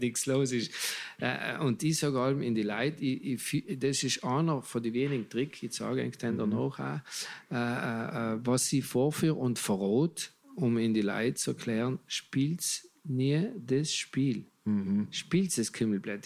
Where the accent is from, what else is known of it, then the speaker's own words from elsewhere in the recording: Italy; bei uns in Italien